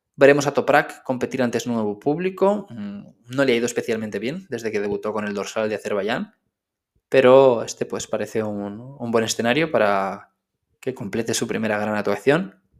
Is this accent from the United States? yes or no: no; Spain; siendo español